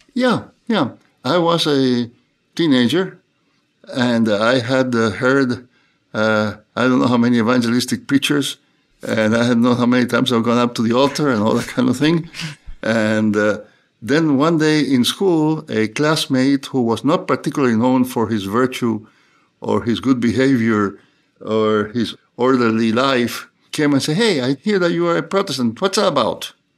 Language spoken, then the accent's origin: English; Cuba; moved away as an adult; also born or lived in New Haven, United States; now in United States; I was born in Cuba. And I grew up in Cuba, uh, most of my early life, and, uh, went to school there and went to seminary there and then came to the U S to study